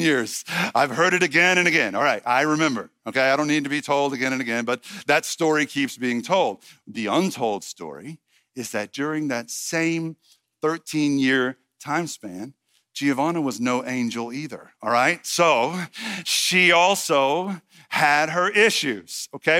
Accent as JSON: {"language": "English", "town": "Red Lick", "region": "Texas", "country": "United States", "moved": "yes", "said": "I'm from Red Lick, Texas"}